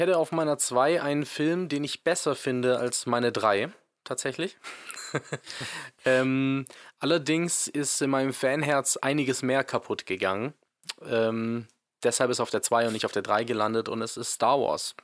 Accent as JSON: {"language": "German", "region": "Swabia", "country": "Germany", "said": "ich bin ja Schwabe"}